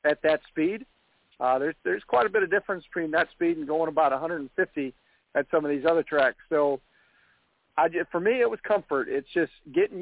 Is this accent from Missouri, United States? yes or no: yes; Missouri, United States; I'm from Missouri